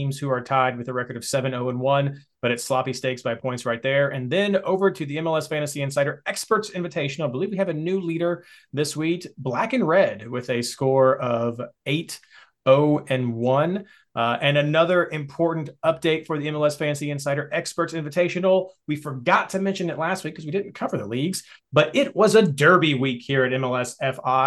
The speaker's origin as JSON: {"language": "English", "region": "Kentucky", "country": "United States", "said": "I'm from Kentucky."}